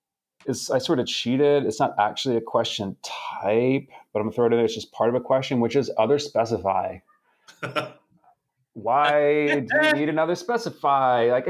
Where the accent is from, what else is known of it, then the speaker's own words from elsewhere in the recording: Atlanta, Georgia, United States; I grew up in Atlanta